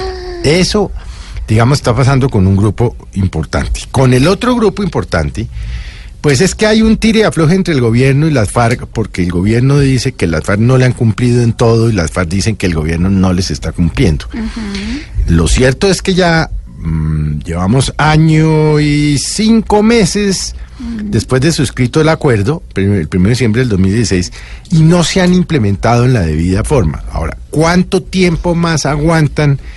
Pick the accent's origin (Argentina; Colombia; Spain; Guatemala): Colombia; a mí como colombiano